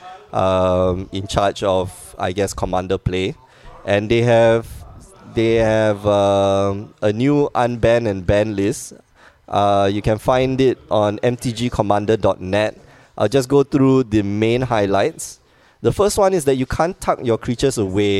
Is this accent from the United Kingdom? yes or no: no; Singapore; moved away; I'm from Singapore, which is not part of China